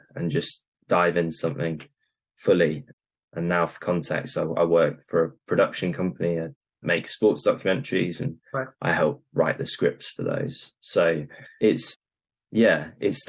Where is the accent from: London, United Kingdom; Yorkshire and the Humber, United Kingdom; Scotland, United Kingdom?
Yorkshire and the Humber, United Kingdom; York; moved away; I'm from York originally